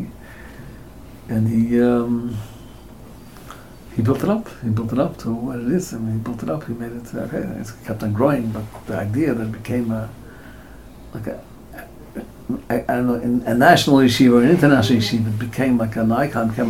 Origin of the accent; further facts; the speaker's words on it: United States; And we're all American born.